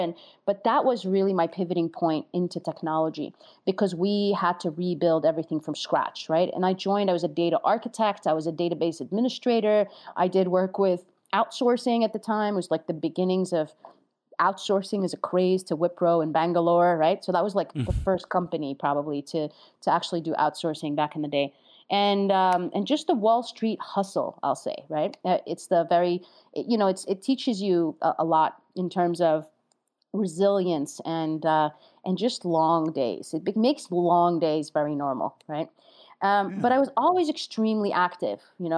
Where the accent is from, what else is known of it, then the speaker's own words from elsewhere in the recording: New York, United States; I'm a New Yorker, and getting a New Yorker stuck in Jersey is the last thing you want to do.